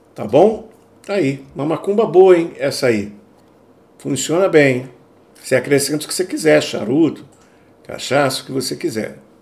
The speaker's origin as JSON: {"language": "Portuguese", "country": "Brazil", "moved": "yes", "lives_now": "Europe", "said": "eu sou brasileiro"}